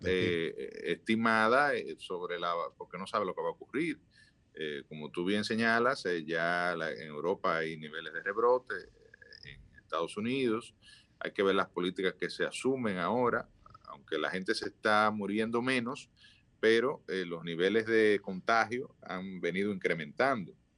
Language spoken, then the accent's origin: Spanish; Dominican Republic; todos somos dominicanos y queremos eh, que nuestro país salga lo mejor